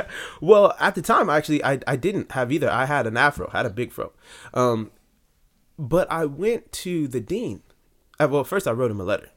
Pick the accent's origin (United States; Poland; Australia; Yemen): United States; Long Beach, California; I was born and raised in Long Beach, California